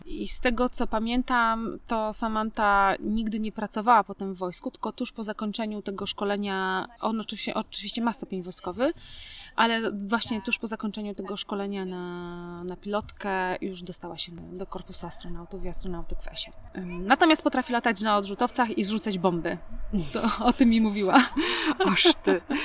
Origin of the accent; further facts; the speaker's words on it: Poland; moved away; pochodzę z kultury bezpośredniej. Jak u nas, e, ktoś się pyta w Polsce